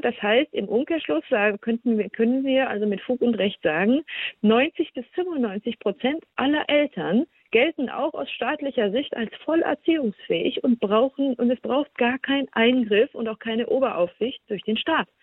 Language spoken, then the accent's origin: German; Germany; bei uns in Deutschland